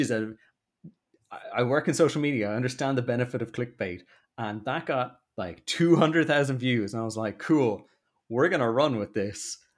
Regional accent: Dublin, Leinster, Ireland; accent: posh; moved away as an adult; also born or lived in Limerick; now in London, United Kingdom; I love Rat Minds, it's where I grew up.

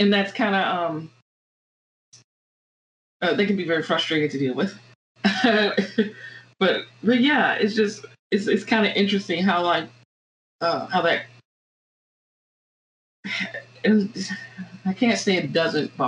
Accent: Virginia, United States; moved away; also born or lived in Florida; I grew up in Virginia, and I went to school in Florida, and my undergraduate education was in Florida

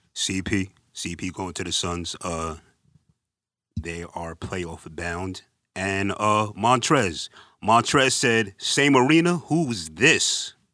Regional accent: New York City, New York, United States; I'm from the Bronx

